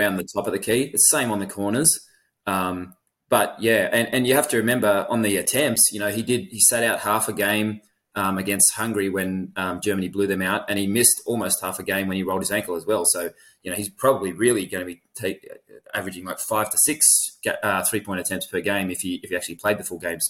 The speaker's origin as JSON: {"language": "English", "country": "Australia", "tie": "born or raised there", "said": "as a ten-year-old in Australia"}